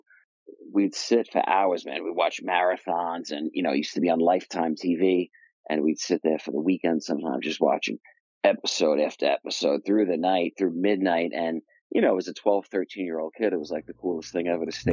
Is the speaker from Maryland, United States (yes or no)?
no; Long Island, New York, United States; I grew up in New York, and I grew up in Long Island, New York.